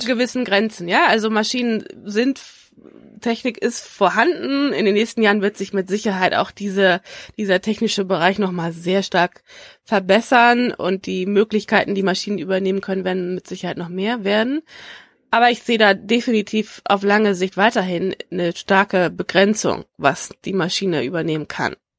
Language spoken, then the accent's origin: German; Schleswig-Holstein, Germany; ich komme aus Schleswig-Holstein